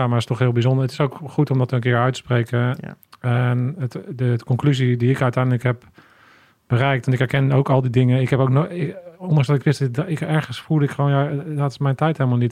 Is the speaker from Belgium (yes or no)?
no; Netherlands; ik ben ook echt een Hollander.